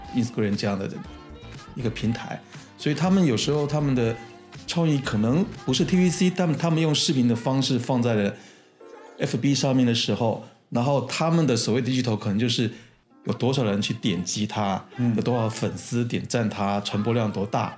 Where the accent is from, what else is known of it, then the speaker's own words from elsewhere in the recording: Taiwan; 我是台湾人